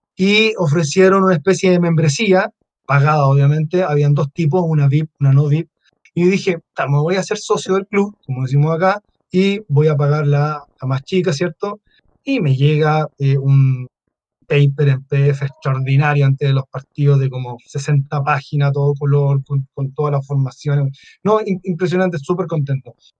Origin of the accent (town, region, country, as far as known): Chile